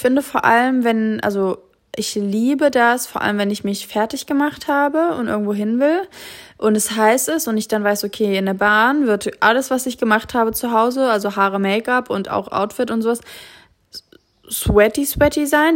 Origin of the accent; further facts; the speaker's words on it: Kassel, Hesse, Germany; moved away; in Kassel, meiner Heimatstadt